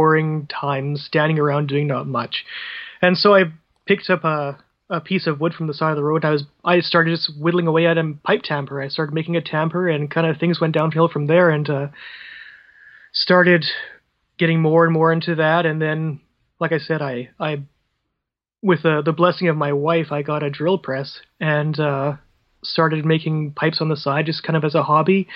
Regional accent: Vancouver, British Columbia, Canada; I grew up around Vancouver over in British Columbia here on the West Coast

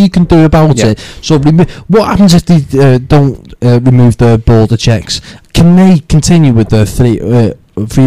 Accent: United Kingdom; we're British

